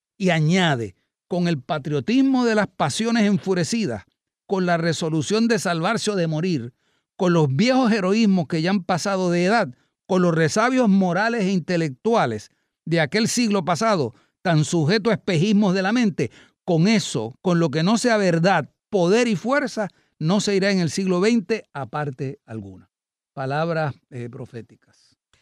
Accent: Puerto Rico; Puerto Rico y lo que somos los puertorriqueños

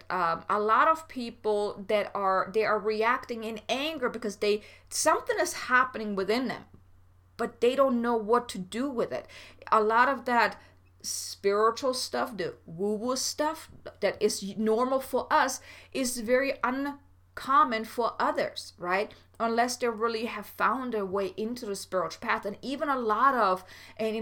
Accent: Germany; I'm from Germany

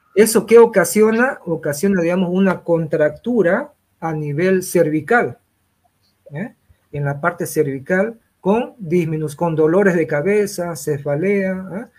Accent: Santa Cruz, Bolivia; me considero ya un, boliviano, un cruceño más

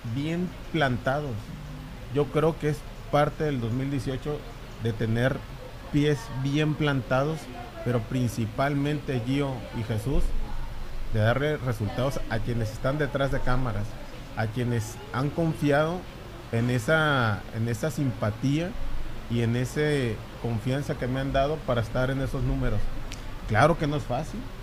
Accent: La Paz, Baja California Sur, Mexico; Amo mi tierra, tengo ese sentido de pertenencia, de, de paseño

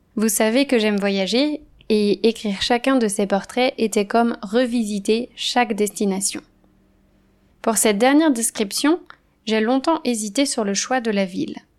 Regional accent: Andrezé, Pays de la Loire, France; moved away; Le village où j'ai grandi s'appelle Andrezy. Il est situé à l'ouest de la France, entre Nantes et Angers.

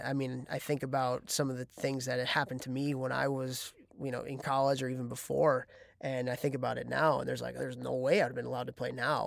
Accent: Chicago, Illinois, United States; moved away as an adult; now in Ithaca, United States; I'm from Chicago

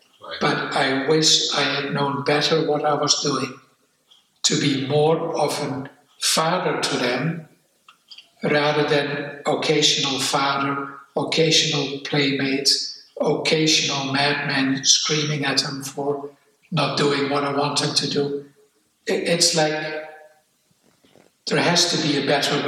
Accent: Netherlands; English is a second language; moved away as an adult; also born or lived in Amsterdam; now in New Zealand; I escaped to New Zealand after I grew up in Holland

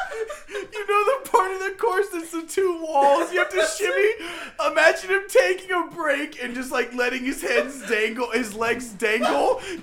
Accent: the South, United States; I'm from the South.

